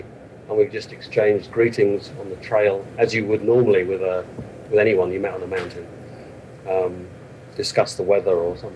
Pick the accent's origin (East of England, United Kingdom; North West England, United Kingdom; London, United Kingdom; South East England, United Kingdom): London, United Kingdom; moved away as an adult; now in Bavaria, Germany; I'm from London originally, and I moved over to Bavaria in Germany some 15 years ago